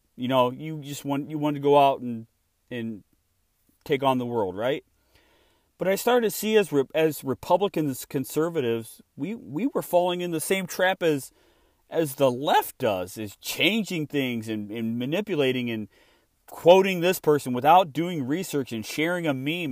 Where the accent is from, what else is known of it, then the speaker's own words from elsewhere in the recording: Illinois, United States; moved away as an adult; now in Texas, United States; I'm from Illinois. I grew up there